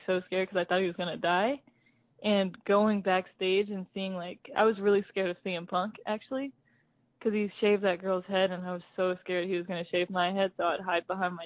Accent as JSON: {"language": "English", "town": "Liberty Township", "region": "Ohio", "country": "United States", "tie": "born or raised there", "said": "I grew up in Liberty Township, Ohio, and that is not country"}